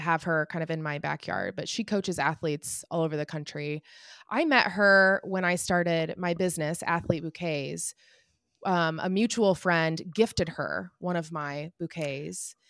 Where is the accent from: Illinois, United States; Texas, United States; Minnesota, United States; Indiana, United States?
Indiana, United States; Indianapolis; I'm from Indianapolis, so the Indy Mini